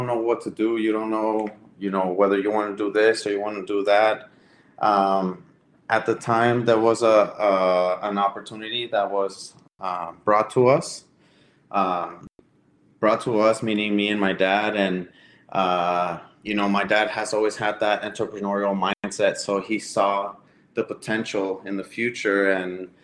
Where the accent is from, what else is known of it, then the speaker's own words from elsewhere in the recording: Ciudad Juárez, Chihuahua, Mexico; now in United States; We are all from Juarez, Chihuahua.